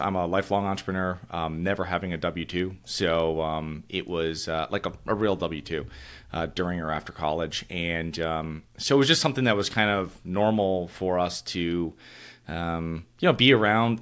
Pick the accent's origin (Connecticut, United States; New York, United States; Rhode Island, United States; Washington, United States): Connecticut, United States; Avon; moved away; So I'm originally from Connecticut, and these are in a, um, I'm from a small town called Avon